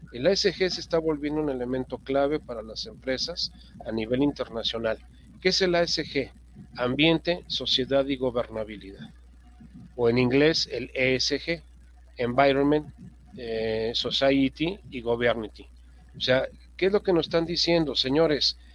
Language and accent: Spanish; Mexico